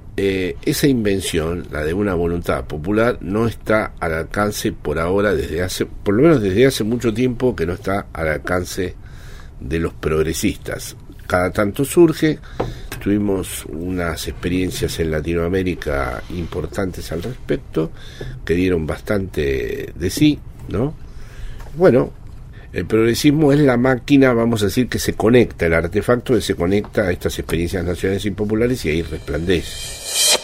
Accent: Argentina; now in Spain; siempre digo que soy argentino

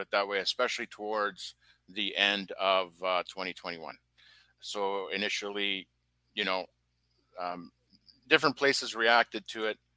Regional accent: British Columbia, Canada; also born or lived in France; I came to Canada at a young age, a young, tender age of four. And I grew up in a mostly English-speaking part of Canada, British Columbia

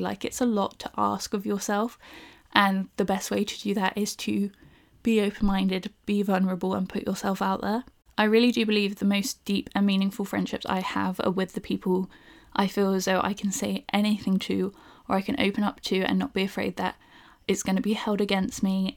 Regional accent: Bournemouth, South West England, United Kingdom; now in London, United Kingdom; I'm originally from Bournemouth, so I currently live in London

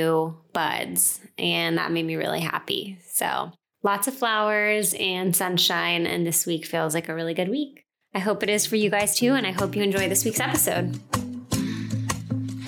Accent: Northeast, United States; I'm from the Northeast. I know how cold it gets in the winter

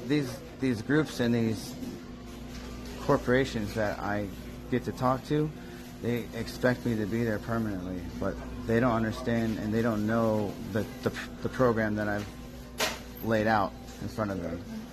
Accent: Fort Myers, Florida, United States; so we're from Fort Myers area

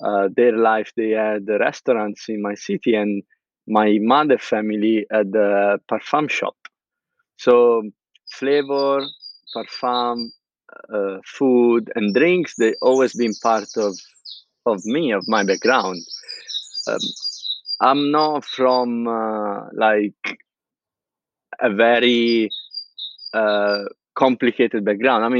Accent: Pisa, Tuscany, Italy; English is a second language; moved away as an adult; now in London, United Kingdom; I'm from Pisa, a very small city in the heart of Tuscany

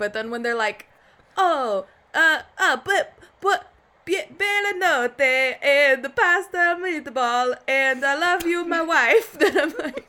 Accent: United States; I identify as an ABC, as an American born Chinese.

